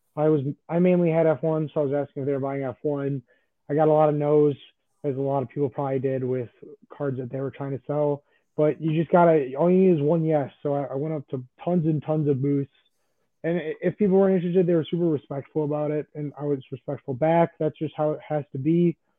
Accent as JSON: {"language": "English", "town": "Chicago", "region": "Illinois", "country": "United States", "said": "I am from Chicago"}